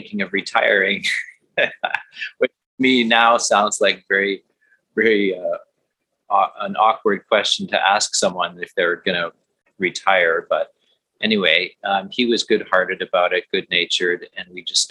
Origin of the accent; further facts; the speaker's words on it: Manitoba, Canada; I grew up in Manitoba, which is a pretty hockey crazed area